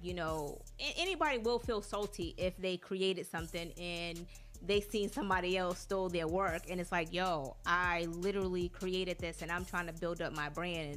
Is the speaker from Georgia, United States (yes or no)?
yes; Atlanta, Georgia, United States; moved away; Atlanta's like my second home. You know, I grew up in Atlanta. I went to school in Atlanta